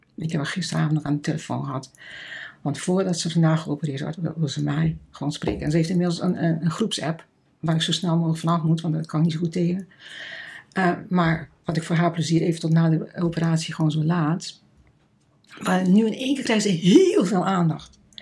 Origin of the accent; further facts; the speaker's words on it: Netherlands; moved away; also born or lived in Kenya; als Nederlanders